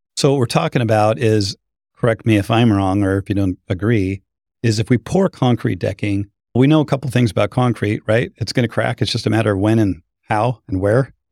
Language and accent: English; Boise, Idaho, United States; moved away; I'm from Boise